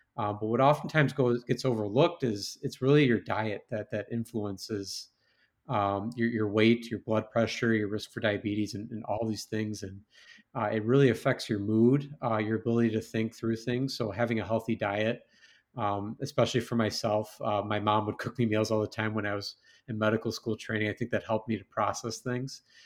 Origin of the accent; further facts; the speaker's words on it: West Chicago, Illinois, United States; moved away; growing up in West Chicago